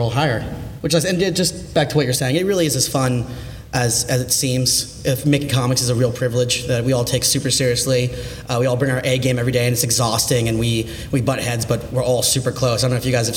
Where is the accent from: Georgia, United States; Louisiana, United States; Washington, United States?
Georgia, United States; moved away as an adult; now in New York City, United States; moved back to my home state of Georgia